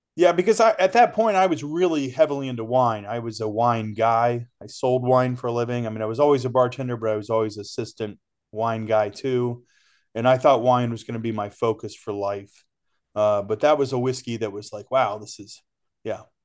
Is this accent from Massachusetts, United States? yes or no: no; Ohio, United States; moved away; I was born and raised in Ohio